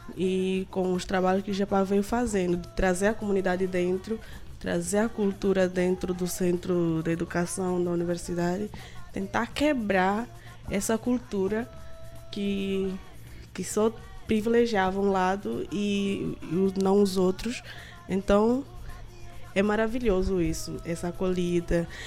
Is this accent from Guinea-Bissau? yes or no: yes; Guinea-Bissau; moved away as an adult; now in Recife, Brazil; Sou de Guiné-Bissau, é isso que fica na África Ocidental. A princípio eu vim como intercambista